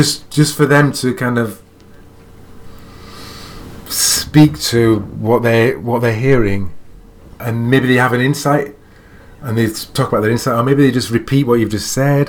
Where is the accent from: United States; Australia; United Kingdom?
United Kingdom; England; I'm an English man